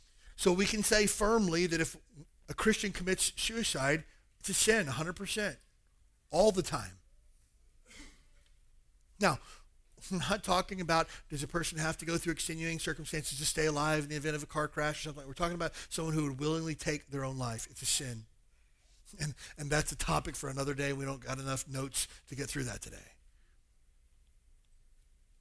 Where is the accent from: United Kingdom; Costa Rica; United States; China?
United States; the South; now in Hawaii, United States; I grew up in the South